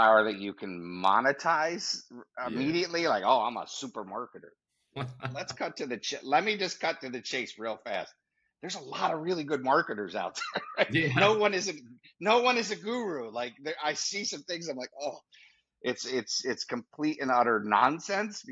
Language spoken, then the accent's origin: English; New York, United States; I'm from New York